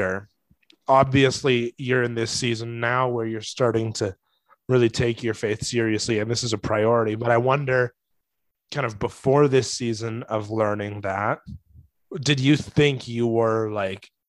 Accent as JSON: {"language": "English", "country": "Canada", "said": "as a Canadian"}